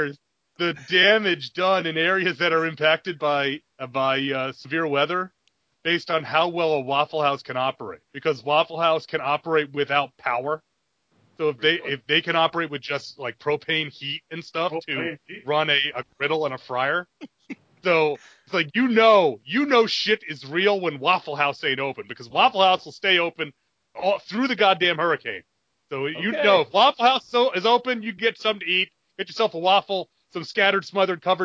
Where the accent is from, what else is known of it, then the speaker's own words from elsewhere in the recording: Southeast, South Carolina, United States; My hometown had one of the last 25 Blockbusters